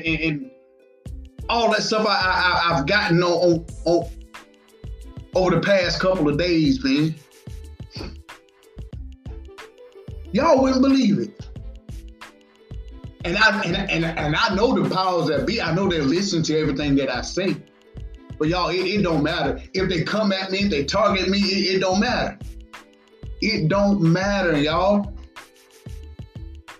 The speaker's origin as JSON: {"language": "English", "country": "United States", "said": "we as American citizens"}